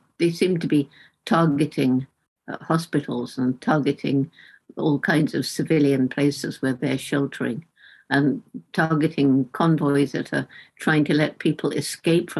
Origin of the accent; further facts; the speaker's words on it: Bournemouth, South West England, United Kingdom; I'm in the house where I grew up in Bournemouth in the south of England